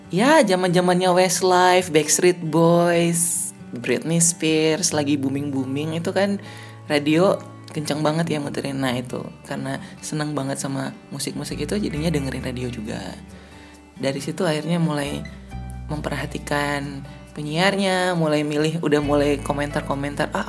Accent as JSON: {"language": "Indonesian", "town": "Kupang", "region": "East Nusa Tenggara", "country": "Indonesia", "said": "Saya kan aslinya dari Kupang nih, Nusa Tenggara Timur."}